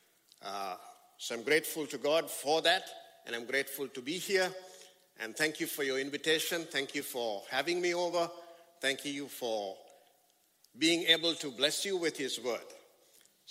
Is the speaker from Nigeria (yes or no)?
no; Sri Lanka; I come from Sri Lanka, and that's exactly 12 hours and 30 minutes away from here